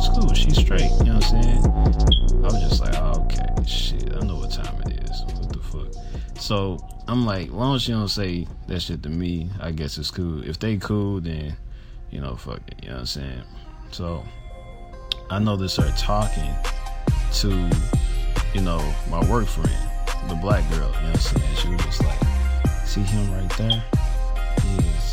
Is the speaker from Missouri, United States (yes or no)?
yes; St. Louis, Missouri, United States; I'm from St. Louis